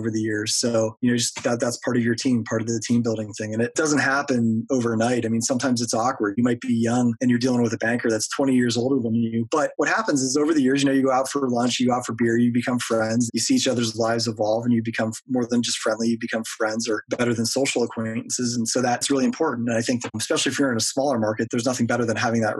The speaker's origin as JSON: {"language": "English", "town": "Erie", "region": "Pennsylvania", "country": "United States", "tie": "born or raised there", "said": "my hometown"}